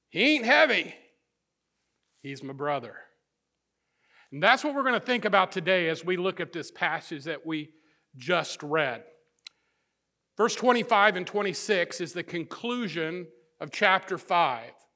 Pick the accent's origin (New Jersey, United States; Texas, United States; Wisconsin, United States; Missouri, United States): Missouri, United States; northern; moved away; I grew up in the Midwest, in the, uh, the northern part of the state of Missouri